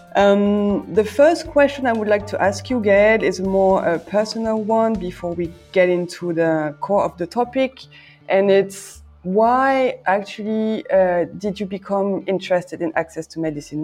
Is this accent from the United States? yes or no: no; France; I'm French. I'm currently talking from Brussels.